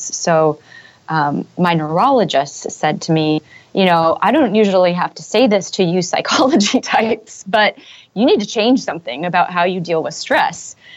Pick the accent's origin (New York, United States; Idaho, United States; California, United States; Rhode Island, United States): California, United States; Silicon Valley; moved away as an adult; also born or lived in San Francisco / Europe; I grew up in Silicon Valley.